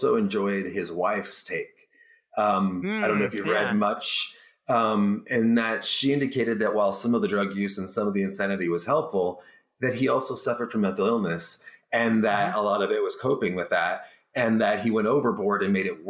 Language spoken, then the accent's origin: English; Barstow, California, United States; moved away; also born or lived in Washington; I'm from Barstow, California as well.